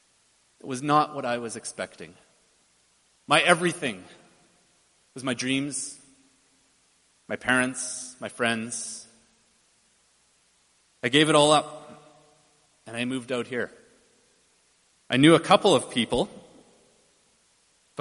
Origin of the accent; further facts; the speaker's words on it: Chilliwack, British Columbia, Canada; moved away as an adult; I grew up in just outside of Abbotsford in Chilliwack